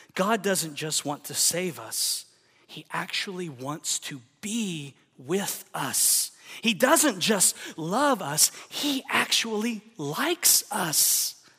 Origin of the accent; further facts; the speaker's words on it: Oklahoma, United States; moved away; also born or lived in Texas; I'm from the South. I grew up in Oklahoma, lived a lot of my life in Texas